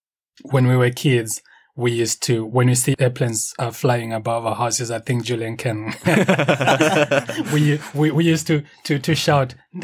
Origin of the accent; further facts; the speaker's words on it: Zimbabwe; moved away as an adult; now in Edinburgh, United Kingdom; I was coming from Zimbabwe going to Tanzania for a business trip.